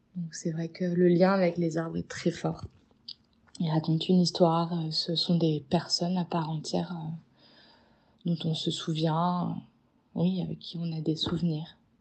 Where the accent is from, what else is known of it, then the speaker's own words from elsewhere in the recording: Paris, Île-de-France, France; also born or lived in Marseille / Bali; je suis née à Paris